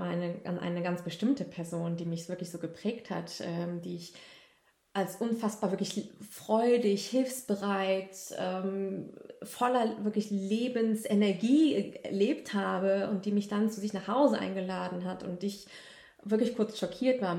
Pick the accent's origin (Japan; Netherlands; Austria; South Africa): Japan; also born or lived in Germany; immer wenn ich dann hier gesagt habe, ich bin Japanerin, wurde das akzeptiert.